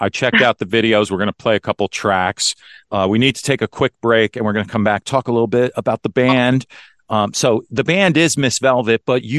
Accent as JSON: {"language": "English", "area": "Westchester", "region": "New York", "country": "United States", "tie": "born or raised there", "said": "I was born in New York, Westchester."}